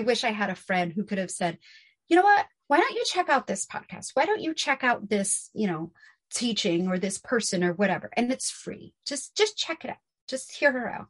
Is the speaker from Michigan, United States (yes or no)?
no; New York City, New York, United States; growing up in New York City, because he grew up in Manhattan as well. So growing up in New York City, we lived in apartments